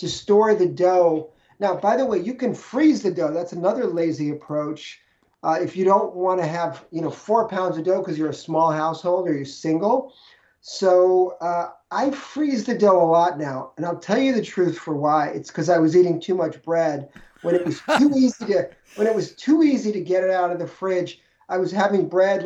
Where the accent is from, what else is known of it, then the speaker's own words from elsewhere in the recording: New York City, New York, United States; moved away as an adult; also born or lived in Minneapolis; I grew up in New York City